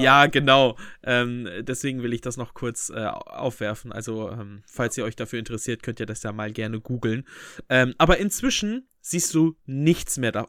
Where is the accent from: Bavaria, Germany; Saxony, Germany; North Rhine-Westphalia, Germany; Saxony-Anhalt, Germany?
North Rhine-Westphalia, Germany; Bünde; bei uns in Bünde